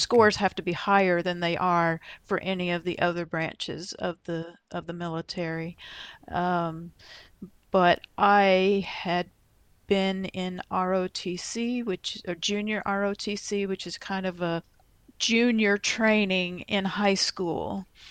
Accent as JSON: {"language": "English", "area": "Dallas-Fort Worth area", "region": "Texas", "country": "United States", "tie": "born or raised there", "moved": "as an adult", "lives_now": "Iowa, United States", "said": "I was born and grew up in Texas, uh, in the Dallas-Fort Worth area"}